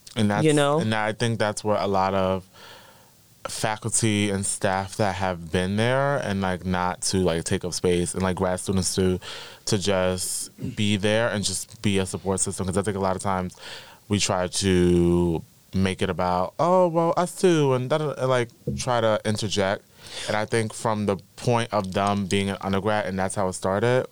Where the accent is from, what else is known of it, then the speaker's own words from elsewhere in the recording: New York City, New York, United States; I'm from the Bronx